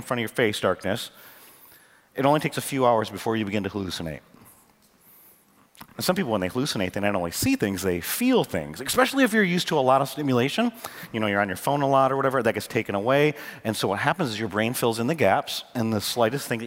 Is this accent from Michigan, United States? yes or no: yes; Michigan, United States; now in North Carolina, United States; I grew up in Michigan